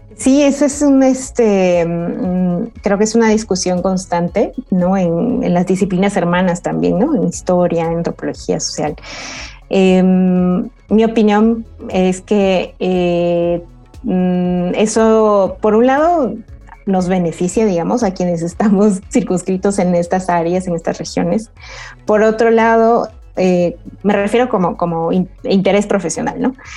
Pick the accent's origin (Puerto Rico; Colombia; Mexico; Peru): Peru; moved away; en mi tierra natal